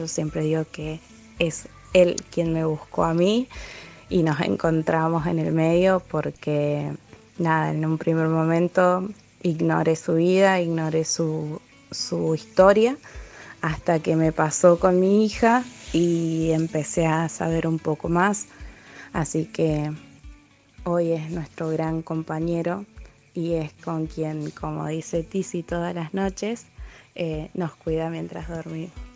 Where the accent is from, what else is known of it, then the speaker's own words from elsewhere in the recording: Villa Mercedes, San Luis, Argentina; soy de Villa Mercedes, San Luis